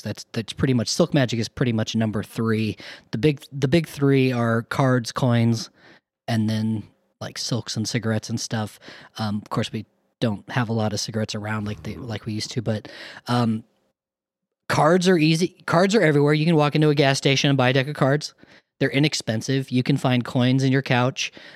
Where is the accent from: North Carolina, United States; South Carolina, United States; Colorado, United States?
Colorado, United States; eastern; moved away; also born or lived in Minneapolis; I grew up in a town of two thousand people in eastern Colorado